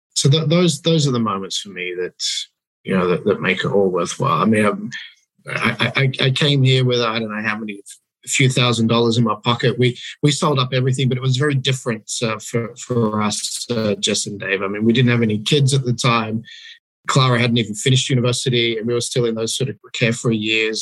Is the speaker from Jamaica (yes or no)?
no; Australia; moved away as an adult; now in Denmark; growing up in Australia, going to church in Australia